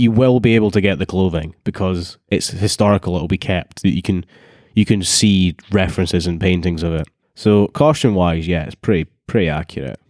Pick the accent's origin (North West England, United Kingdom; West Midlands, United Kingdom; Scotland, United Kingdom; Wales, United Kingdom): Scotland, United Kingdom; I'm the Scottish one